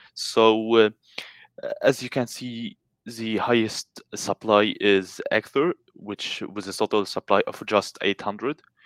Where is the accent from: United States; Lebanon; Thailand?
Lebanon; I'm from Lebanon